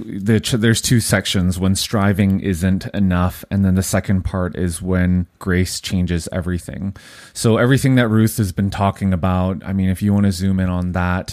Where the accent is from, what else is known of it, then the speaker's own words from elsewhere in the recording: Vancouver, British Columbia, Canada; and I was born in Vancouver.